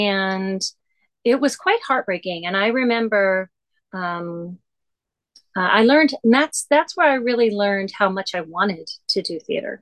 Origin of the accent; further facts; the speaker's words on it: Lambertville, Michigan, United States; moved away as an adult; also born or lived in Toledo, Ohio / Boston / New York; I was from a little town, called Lambertville, Michigan, itty bitty, one stoplight